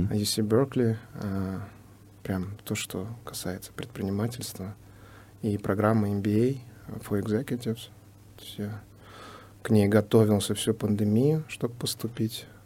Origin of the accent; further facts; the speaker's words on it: Uzbekistan; now in San Diego, United States; выходец из Узбекистана